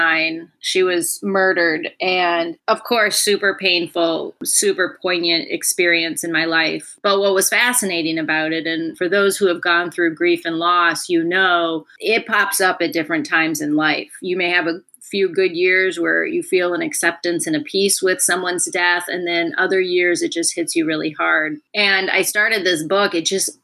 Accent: Minnesota, United States; I grew up in Minnesota

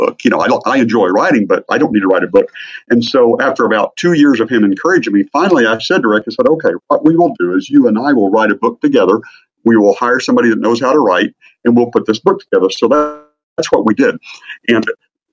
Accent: Midwest, United States; grew up in a small town in the Midwest

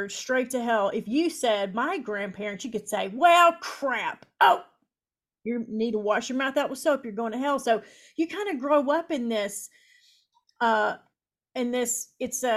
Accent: Lewis County, Eastern Kentucky, United States; I'm from Appalachia. I'm from Eastern Kentucky, and which town? Lewis County

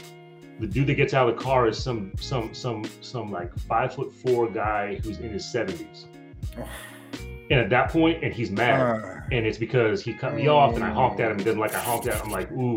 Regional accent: Alexandria, Virginia, United States; I grew up in Alexandria, Virginia, which explains everything about me

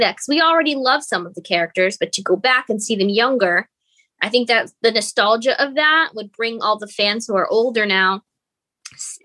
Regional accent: United States; as an American

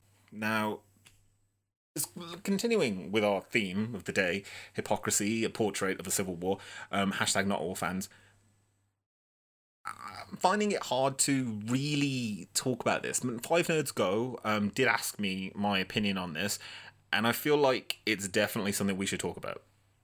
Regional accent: Birmingham, West Midlands, United Kingdom; I'm from Birmingham and I clicked that, and I would definitely suggest that you do not click it.

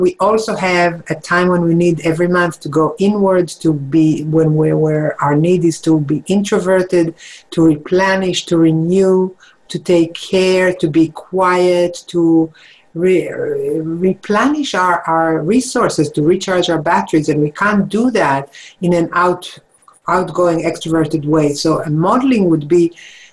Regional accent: Jerusalem, Jerusalem District, Israel; moved away; I grew up in Israel, in Jerusalem

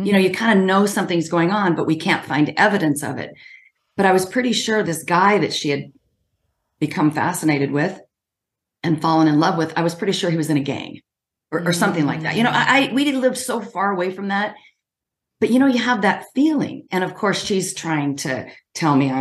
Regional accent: Washington, United States; I'm from Washington State

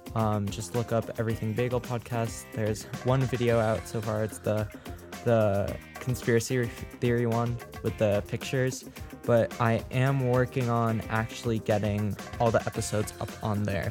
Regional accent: New England, United States; the team that me and Charlie, um, root for, the, the Red Sox, um, because we're from New England

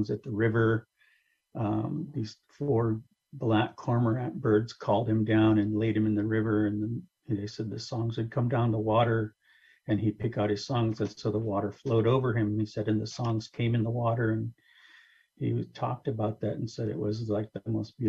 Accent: Kashaya Pomo, near Stewart's Point, California, United States; also born or lived in San Rafael; I come from the Kashaya Pomo people. I come from the people from the top of the land. Everyone will know my people as Kashaya Pomo, which is on the coast near Stewart's Point

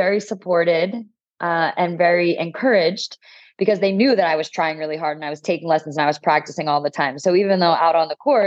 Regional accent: New Jersey, United States; moved away as an adult; now in San Diego, United States; I'm originally from the East Coast. I grew up in New Jersey, went to college there, and then lived in North Jersey

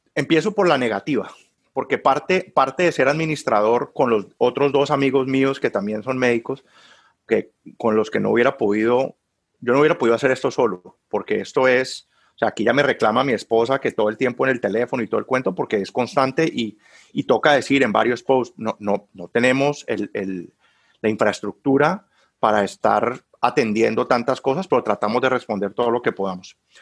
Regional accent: Cali, Valle del Cauca, Colombia; moved away as an adult; also born or lived in Bogotá, Colombia / Barcelona, Spain; now in Warsaw, Indiana, United States; yo soy caleño

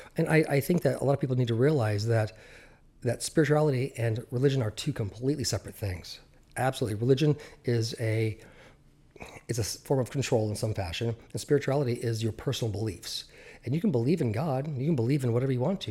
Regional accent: Central Oregon, United States; also born or lived in Southern California; we moved out of Southern California to, uh, Central Oregon

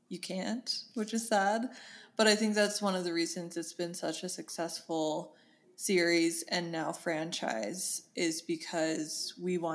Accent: California, United States; born there; I was born in California. My dad's in the military. We moved a lot

